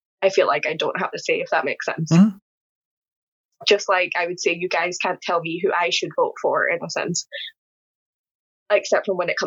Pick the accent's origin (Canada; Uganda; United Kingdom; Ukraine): United Kingdom; Scotland; I'm from Scotland